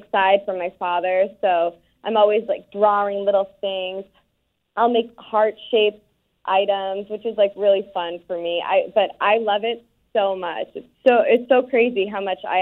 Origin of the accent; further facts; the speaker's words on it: Scituate, Massachusetts, United States; I was born and raised in Scituate, Massachusetts, a cute little beach town